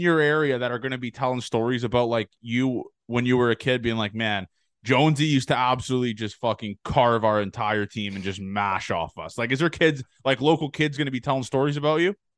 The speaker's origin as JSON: {"language": "English", "country": "Canada", "said": "I'm Canadian"}